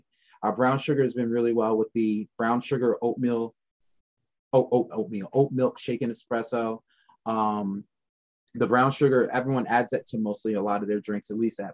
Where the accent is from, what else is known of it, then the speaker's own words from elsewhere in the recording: Maryland, United States; moved away; I'm from Maryland originally